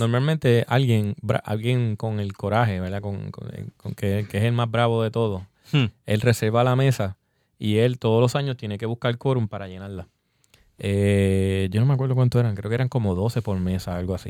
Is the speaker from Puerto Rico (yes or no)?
yes; Puerto Rico; nosotros queremos aquí como brewers puertorriqueños